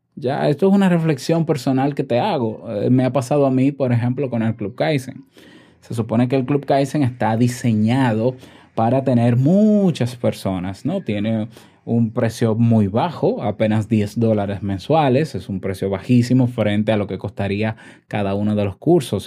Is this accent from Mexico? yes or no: no; Dominican Republic; en mi país